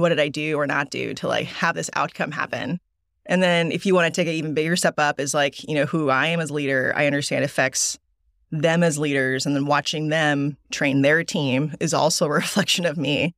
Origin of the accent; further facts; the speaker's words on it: Dallas, Texas, United States; also born or lived in Korea / Seoul; I grew up in Dallas since, like, two thousand